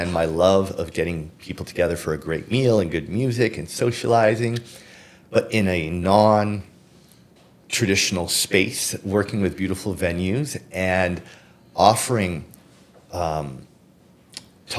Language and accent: English; Toronto, Ontario, Canada; also born or lived in Miami; I grew up in Scarborough